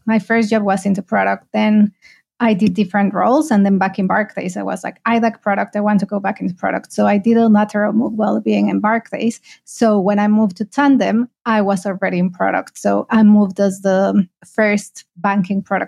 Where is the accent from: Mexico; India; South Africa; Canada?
Mexico; moved away as an adult; also born or lived in United Kingdom; now in Malaysia; I'm originally from Mexico.